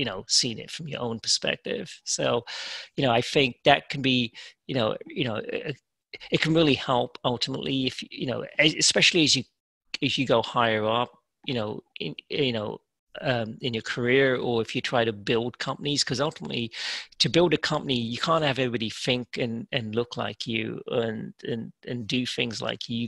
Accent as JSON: {"language": "English", "region": "England", "country": "United Kingdom", "tie": "born or raised there", "moved": "yes", "lives_now": "United States", "said": "growing up in England, you're pretty diverse."}